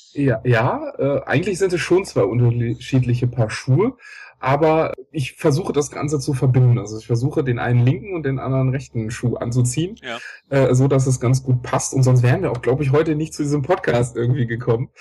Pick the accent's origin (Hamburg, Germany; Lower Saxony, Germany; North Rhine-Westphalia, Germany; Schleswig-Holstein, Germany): North Rhine-Westphalia, Germany; Düsseldorf; moved away as an adult; now in Cologne, Germany; ich komme aus Düsseldorf